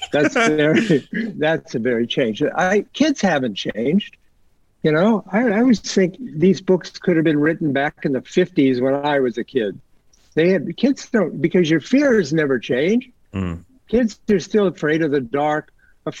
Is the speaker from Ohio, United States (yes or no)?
yes; Ohio, United States; I grew up in Ohio in a very, you know, quiet suburb